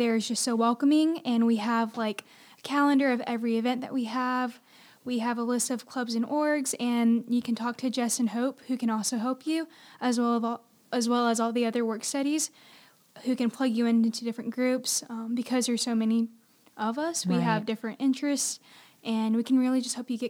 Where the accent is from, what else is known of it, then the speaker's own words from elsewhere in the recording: Hagerty, North Carolina, United States; I'm from Hagerty, North Carolina, which isn't too far.